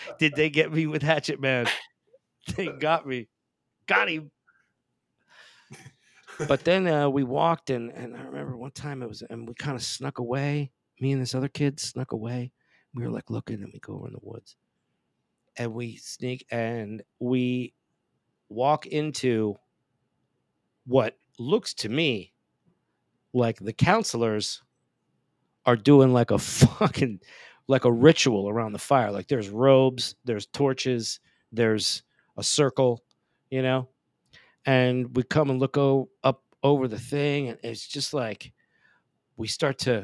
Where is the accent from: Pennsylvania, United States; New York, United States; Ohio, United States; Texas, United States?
Pennsylvania, United States; also born or lived in Italy; Growing up in Pennsylvania and then back and forth to Italy